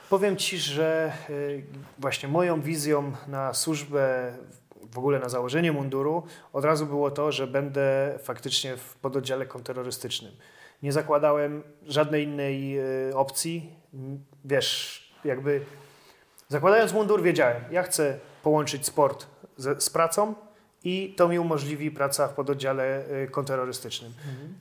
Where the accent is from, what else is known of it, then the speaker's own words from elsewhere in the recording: Kraków, Lesser Poland, Poland; pochodzę z Krakowa, chciałem pracować w Krakowie